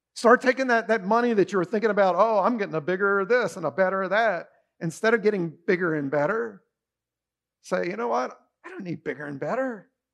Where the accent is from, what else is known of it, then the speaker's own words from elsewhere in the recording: United States; We are rich beyond belief as Americans